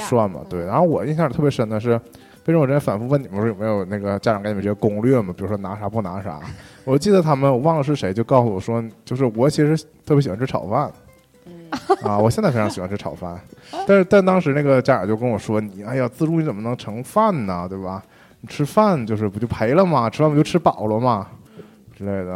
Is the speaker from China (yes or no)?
yes; Heping and Shenhe districts, Liaoning, China; 我出生在和平，长在沈河